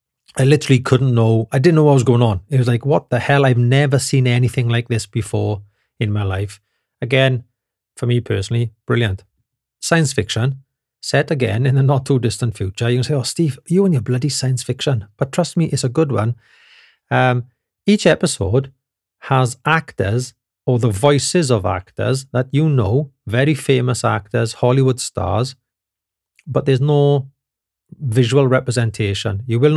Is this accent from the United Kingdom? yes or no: yes; Wales, United Kingdom; now in Germany; They all giggle because they know I'm from Britain, right? And I think they pretty much say, "Oh, it's the crazy Welsh guy again."